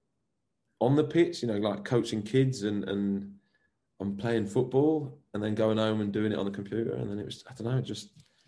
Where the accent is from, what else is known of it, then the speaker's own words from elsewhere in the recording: England, United Kingdom; now in Belgium; we're both ginger, we're both English, and we're both football coaches in First Division Belgium